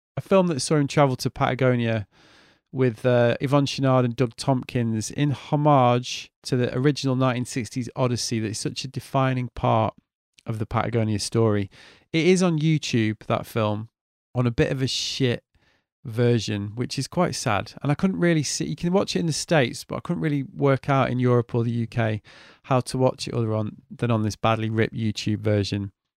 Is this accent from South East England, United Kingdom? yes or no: no; Manchester, North West England, United Kingdom; moved away as an adult; now in Brighton, United Kingdom; I'm from Manchester originally